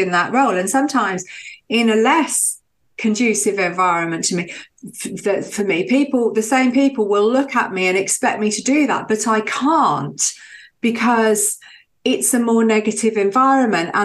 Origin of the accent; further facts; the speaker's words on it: Birmingham, West Midlands, United Kingdom; moved away as an adult; now in Brighton, United Kingdom; I grew up in Birmingham